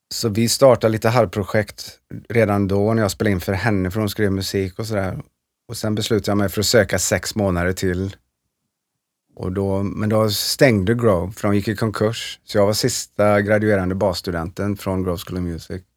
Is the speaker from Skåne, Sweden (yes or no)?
no; Trollhättan, Västra Götaland, Sweden; moved away as an adult; also born or lived in Los Angeles, United States; vi skulle stanna ett år och komma tillbaka och vara superhjältar i Trollhättan